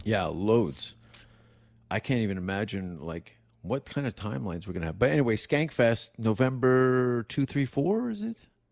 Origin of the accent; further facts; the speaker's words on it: Canada; I'm from Canada